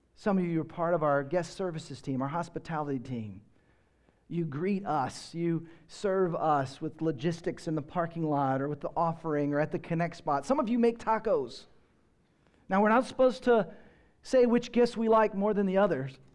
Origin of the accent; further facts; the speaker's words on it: Texas, United States; I grew up in Texas